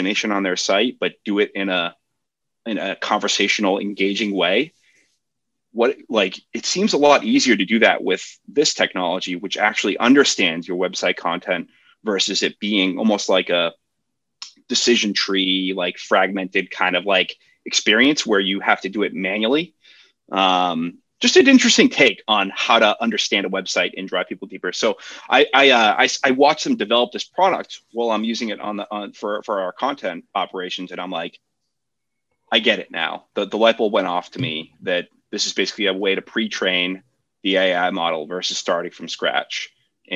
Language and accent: English; Boston, Massachusetts, United States; I grew up in Boston